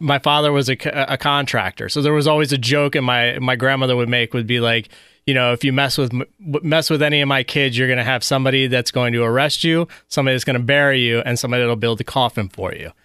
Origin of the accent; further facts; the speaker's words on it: New Jersey, United States; moved away; also born or lived in Washington, D.C. area; I was born in New Jersey.